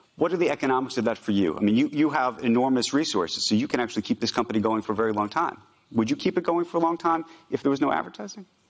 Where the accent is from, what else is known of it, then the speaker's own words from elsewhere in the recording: United States; I'm an American Jew.